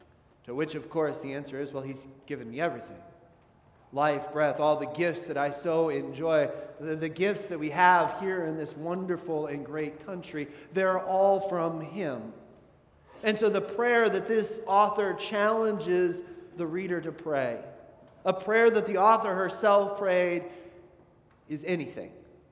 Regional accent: United States

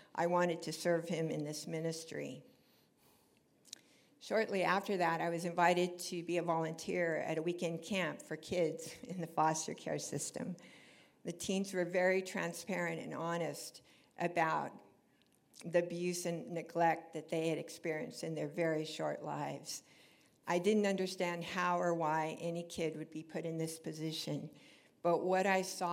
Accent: Orange County, California, United States; moved away as an adult; I grew up here in Orange County

